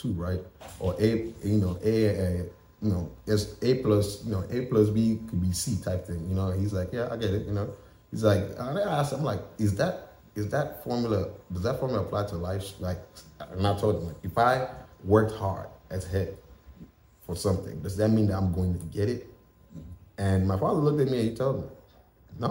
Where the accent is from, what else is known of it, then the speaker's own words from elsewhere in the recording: Nigeria; moved away as an adult; also born or lived in Tennessee, United States / West Virginia, United States; now in United States; I am Nigerian